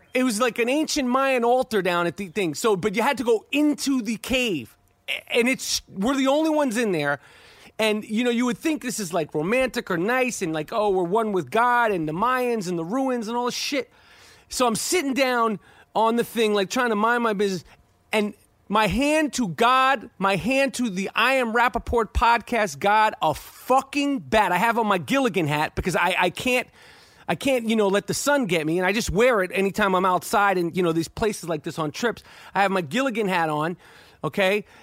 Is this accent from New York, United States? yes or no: yes; New York, United States; I'm from New York